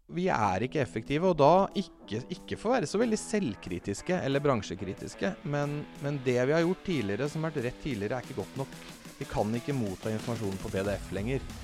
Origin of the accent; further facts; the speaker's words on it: Fredrikstad, Østfold, Norway; now in Oslo, Norway; Jeg er fra Fredrikstad